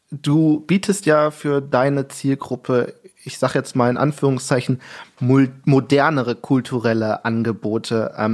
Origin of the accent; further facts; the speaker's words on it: Cologne, North Rhine-Westphalia, Germany; born there; now in Hamburg, Germany; Ja, ich habe mich langsam als gebürtiger Hamburger dran gewöhnt an das Wetter hier, in, äh, äh gebürtiger Kölner dran gewöhnt